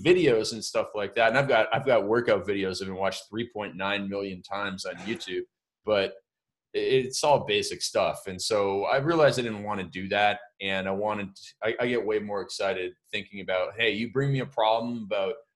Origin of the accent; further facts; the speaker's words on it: Canada; I grew up in Canada